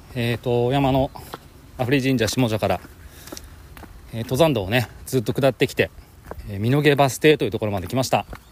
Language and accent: Japanese; Kanagawa, Japan; 僕が生まれ育った神奈川